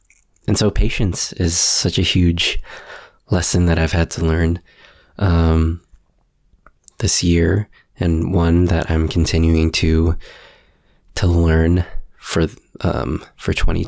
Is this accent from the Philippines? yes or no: yes; Philippines; I am single. I am Filipino.